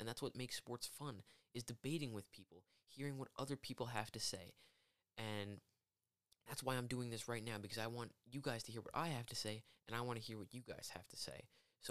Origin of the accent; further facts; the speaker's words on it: Long Island, New York, United States; I am 18 years old. I'm from Long Island, New York, and I currently am a college student.